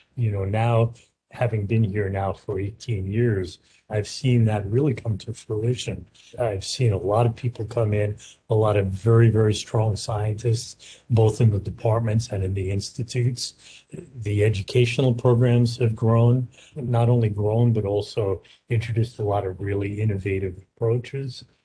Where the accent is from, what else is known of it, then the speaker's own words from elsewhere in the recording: New York, United States; also born or lived in Philadelphia / San Francisco / Baltimore; now in Portland, United States; I'm originally from New York